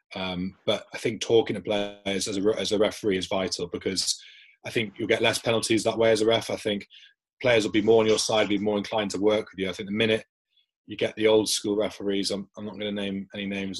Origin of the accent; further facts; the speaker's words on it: South Shields, North East England, United Kingdom; moved away; I'm from South Shields